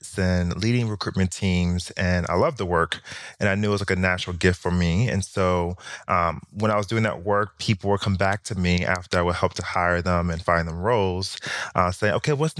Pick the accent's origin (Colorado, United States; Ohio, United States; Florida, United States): Florida, United States; Miami; moved away as an adult; also born or lived in New York; I actually taught in my hometown in Miami